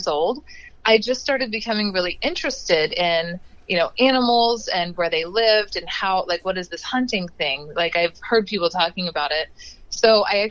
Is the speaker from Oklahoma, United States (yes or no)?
yes; Oklahoma, United States; I grew up in Oklahoma.